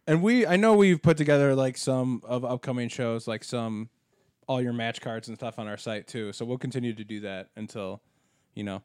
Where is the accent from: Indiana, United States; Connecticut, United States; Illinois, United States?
Illinois, United States; Berkeley; I grew up in Berkeley, Illinois, which was a west suburb right next to Elmhurst.